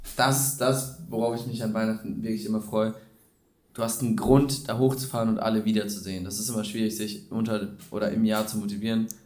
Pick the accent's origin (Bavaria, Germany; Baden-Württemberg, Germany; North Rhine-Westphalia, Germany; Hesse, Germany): North Rhine-Westphalia, Germany; near Cologne; wir kommen aus der Nähe Köln